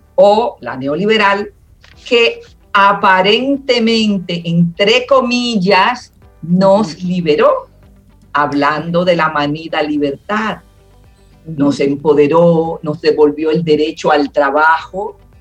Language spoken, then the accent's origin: Spanish; Dominican Republic; quiero seguir siendo dominicana